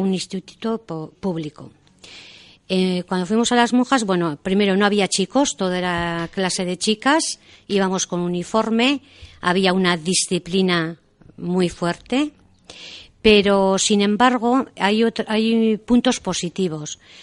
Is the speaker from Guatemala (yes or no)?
no; Deba, Basque Country, Spain; yo soy de Deva y Guipúzcoa y he, venido, o sea, bueno, he vivido siempre en Deva